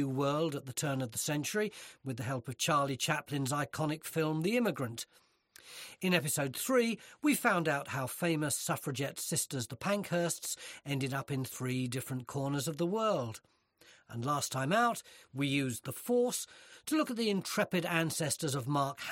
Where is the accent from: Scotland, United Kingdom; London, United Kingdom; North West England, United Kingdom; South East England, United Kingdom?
London, United Kingdom; I was brought up in respectable South Woodford